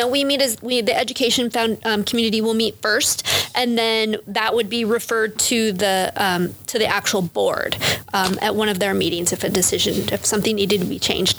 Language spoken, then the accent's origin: English; Sheridan, Wyoming, United States; being born and raised in Sheridan. I left when I went to school and then I came back